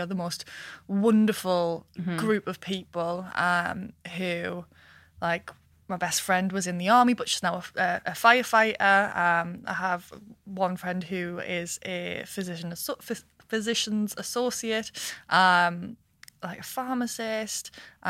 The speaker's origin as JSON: {"language": "English", "town": "Washington", "region": "North East England", "country": "United Kingdom", "said": "Washington, northeast of England. If I ever lose my accent, I I'm so proud of where I come from"}